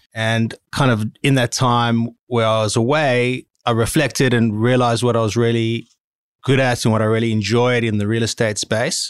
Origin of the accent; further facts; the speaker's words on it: Cape Town, Western Cape, South Africa; moved away as an adult; now in Sydney, Australia; I was born in South Africa in Cape Town, went to high school, obviously, university, did a commerce degree. And immediately after that, hopped on a plane and came to Australia